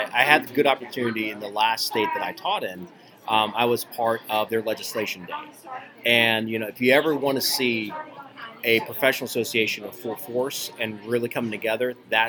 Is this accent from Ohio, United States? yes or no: yes; Ohio, United States; moved away; my home state of Ohio